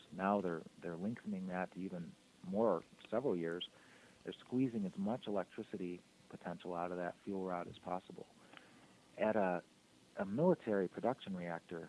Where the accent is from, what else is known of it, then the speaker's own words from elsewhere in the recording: Kalamazoo, Michigan, United States; I'm from Kalamazoo, Michigan originally. That's where I'm speaking to you from right now. Some of my first memories when I was probably 3 or 4 years old was climbing Warren Dunes